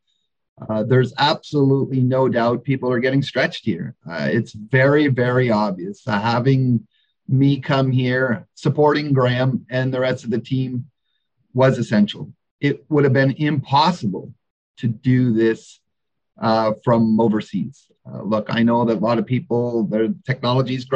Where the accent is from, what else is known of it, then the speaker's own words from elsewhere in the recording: Canada; moved away as an adult; also born or lived in Western Australia; now in Australia; I'm certainly a Canadian in Australia, kind of a fish out of water here